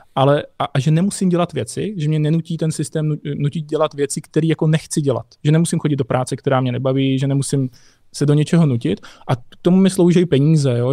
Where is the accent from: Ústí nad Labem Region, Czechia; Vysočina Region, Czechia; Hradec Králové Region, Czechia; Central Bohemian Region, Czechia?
Hradec Králové Region, Czechia; Nové Město nad Metují, East Bohemia; já pocházím z Nového města nad je ve východních Čechách